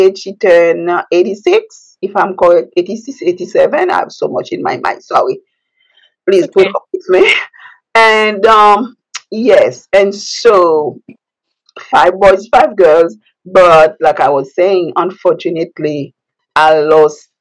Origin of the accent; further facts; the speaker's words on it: Port-au-Prince, Ouest, Haiti; English is a second language; moved away as an adult; now in United States; I was born in Haiti, the capital, which is Port-au-Prince